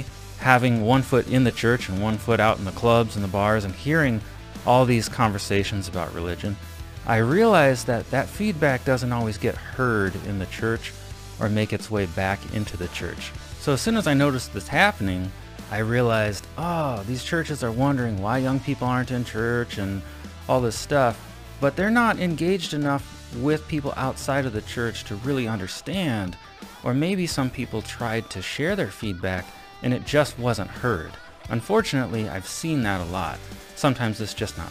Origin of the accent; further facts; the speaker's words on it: Avon, Indiana, United States; my hometown of Avon, Indiana